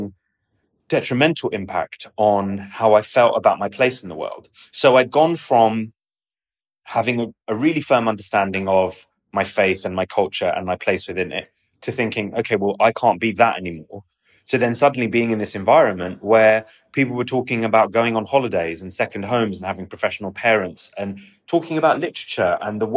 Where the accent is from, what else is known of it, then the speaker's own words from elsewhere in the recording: London, United Kingdom; also born or lived in Oxford; I had existed as a Pakistani in a predominantly Pakistani part of London